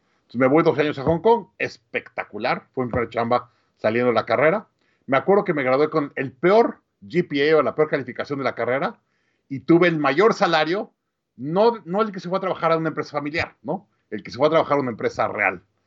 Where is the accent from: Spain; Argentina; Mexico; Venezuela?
Mexico; Mexico City; moved away as an adult; also born or lived in Monterrey, Mexico / Austin, United States; nací en, en, Monterrey, crecí en la Ciudad de México